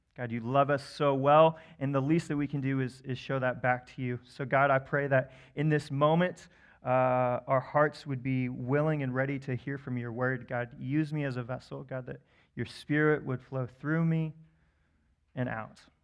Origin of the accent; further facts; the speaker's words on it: Wichita, Kansas, United States; I grew up actually in Wichita, Kansas